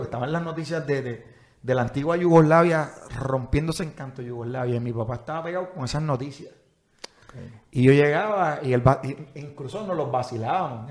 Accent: San Juan, Puerto Rico; Nací en el Auxilio Mutuo, pero mis primeros años los di en el sector Playita en Villa Palmera, en Santurce

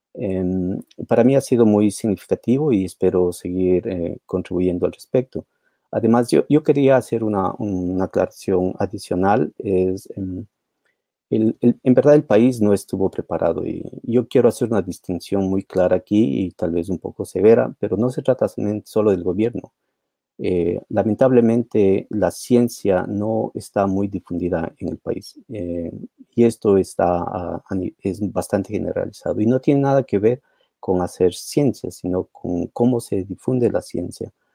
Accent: Ecuador; moved away; yo soy ecuatoriano también

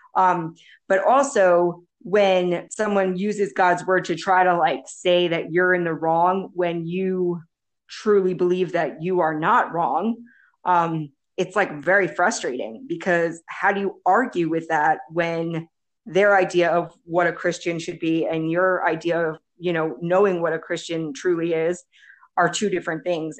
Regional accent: United States; moved away as an adult; now in El Salvador; I'm from the United States.

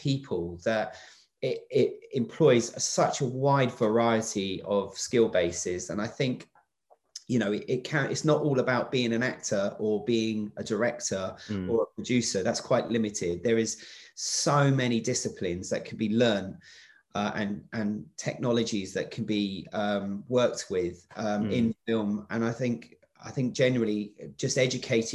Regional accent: England, United Kingdom; moved away as an adult; now in Wales, United Kingdom; I'm from England. I came down here to set up and work on Doctor Who the first time back in 2004, 2005, and I haven't left

